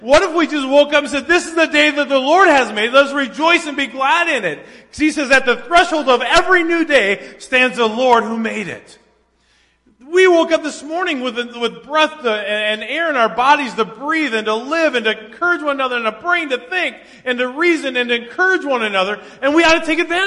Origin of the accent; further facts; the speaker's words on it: Minnesota, United States; growing up in Minnesota, the only time we ever got up before daylight was to go deer hunting.